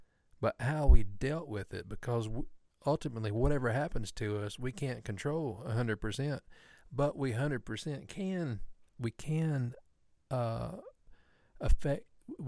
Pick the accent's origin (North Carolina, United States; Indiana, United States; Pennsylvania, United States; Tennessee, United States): North Carolina, United States; We're from North Carolina.